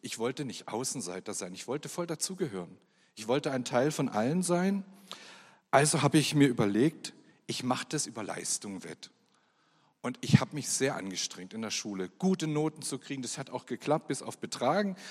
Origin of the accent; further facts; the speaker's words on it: Germany; Ich bin geboren in der DDR und bin dort auch aufgewachsen